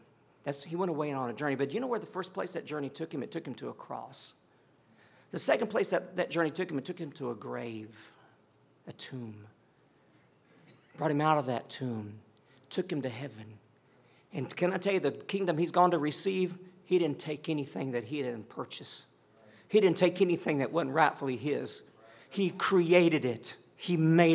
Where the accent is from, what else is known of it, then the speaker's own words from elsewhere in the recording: Tennessee, United States; moved away; Now I'm from Tennessee. We are good-looking folk up there